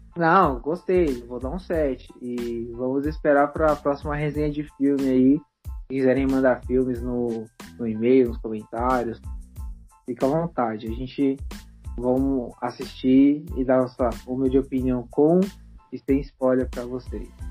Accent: CDHU, São Paulo, Brazil; lá do CDHU, onde eu cresci

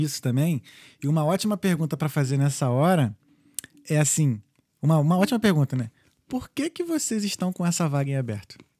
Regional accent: Brazil; moved away as an adult; also born or lived in United States; now in Ireland; eu sou estudante, eu sou brasileiro, não tenho cidadania europeia

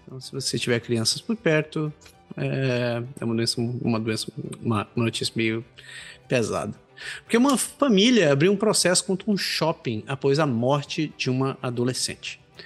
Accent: Belém, Pará, Brazil; moved away as an adult; now in Canada; tenho amigos da minha terra natal, conhecidos lá de Belém

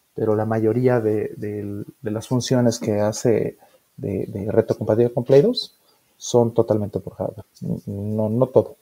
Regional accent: Mexico; como los mexicanos

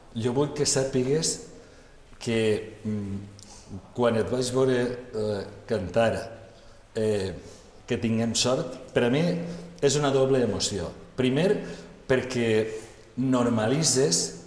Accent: Valencian Community, Spain; Els valencians ens calen ambaixadores com tu

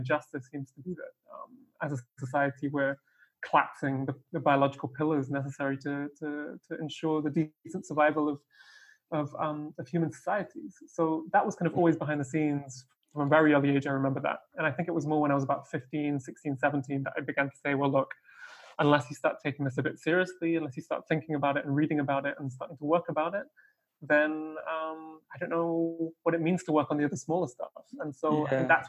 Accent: Argentina; also born or lived in Russia / United Kingdom; I grew up in Russia, in the UK, and then in Argentina, and was where I spent most of my childhood.

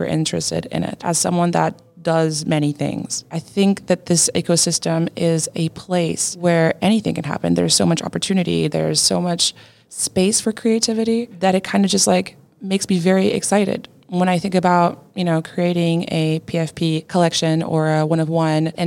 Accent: Portugal; I am a YouTuber from Portugal

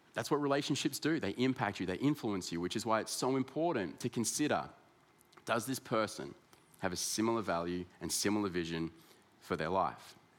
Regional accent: Ballarat, Victoria, Australia; also born or lived in Sydney; I was born in Sydney, but my parents moved uh, to Ballarat in Victoria.

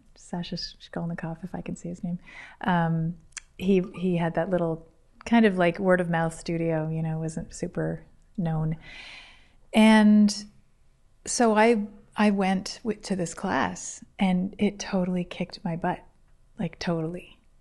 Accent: Toronto, Ontario, Canada; moved away as an adult; now in Guelph, Canada; I'm from Toronto

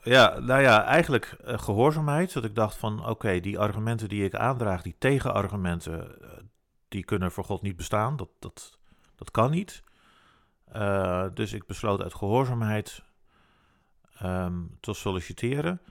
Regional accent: Netherlands; wij natuurlijk als Nederlands

